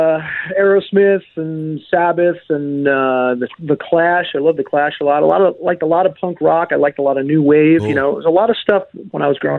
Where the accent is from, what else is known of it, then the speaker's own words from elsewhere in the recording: Poughkeepsie, New York, United States; moved away as an adult; I'm from New York. Yeah, I grew up there. Put 30 years into that state and that place